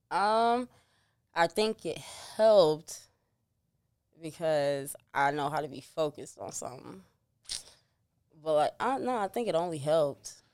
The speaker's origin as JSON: {"language": "English", "town": "Chicago", "region": "Illinois", "country": "United States", "tie": "born or raised there", "said": "I was raised on thirty-first and Giles."}